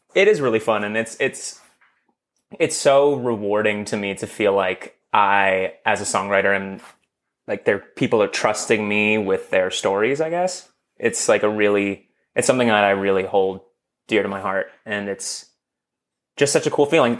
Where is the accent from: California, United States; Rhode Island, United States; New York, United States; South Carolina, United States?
California, United States; Los Angeles; I grew up in Los Angeles